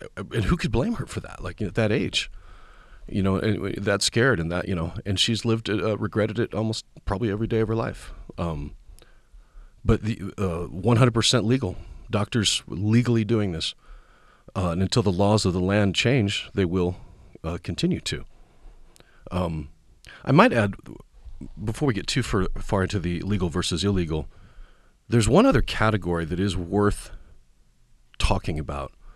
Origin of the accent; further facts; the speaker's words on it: Kansas Nebraska line, Kansas/Nebraska border, United States; now in Tennessee, United States; I was raised on the Kansas Nebraska line